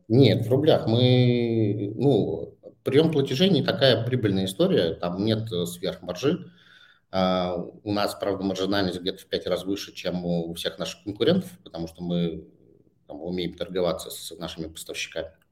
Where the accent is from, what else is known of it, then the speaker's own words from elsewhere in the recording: Saint Petersburg, Russia; moved away as an adult; also born or lived in Bangkok; now in Moscow, Russia; я же вырос в спальном районе Питера